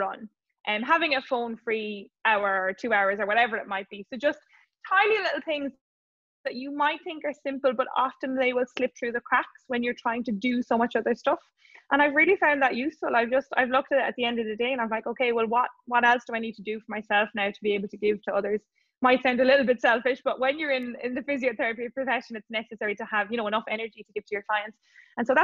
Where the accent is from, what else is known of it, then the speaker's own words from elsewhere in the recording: Ireland; when we're growing up in Ireland